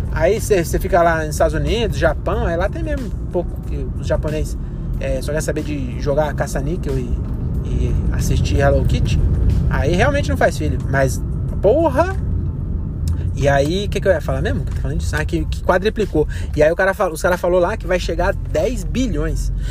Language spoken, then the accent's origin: Portuguese; Caieiras, São Paulo, Brazil; now in Francisco Morato, Brazil; Em Caieiras ainda, que é minha terra. Quer dizer, eu moro em Morato, né? Morava em Morato, mas é do lado.